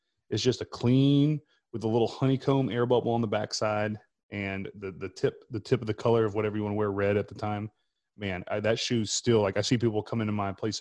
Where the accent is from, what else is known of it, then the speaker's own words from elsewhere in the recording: Glen Rose, Texas, United States; we're from Glen Rose, Texas